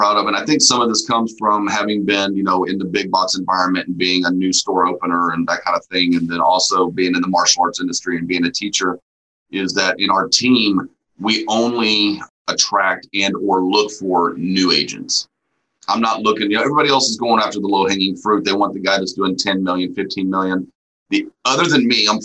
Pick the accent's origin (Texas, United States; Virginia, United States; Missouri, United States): Texas, United States; Amarillo; also born or lived in Houston, Texas; I grew up in the Texas Panhandle for a while